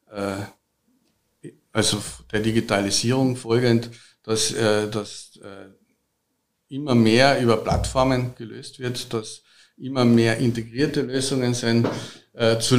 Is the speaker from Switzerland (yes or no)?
no; Carinthia, Austria; Habe ich auch schon mehrmals studiert, halt als Kärntner mir besonders am Herzen.